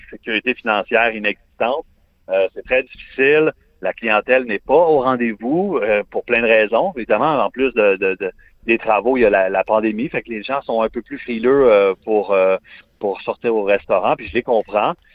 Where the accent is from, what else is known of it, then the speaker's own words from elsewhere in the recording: Montreal, Quebec, Canada; je suis montréalais à 100